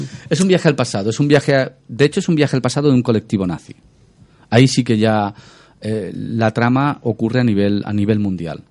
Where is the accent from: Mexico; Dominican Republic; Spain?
Spain; Badalona / Massanet, Catalonia; va a pasar en mi tierra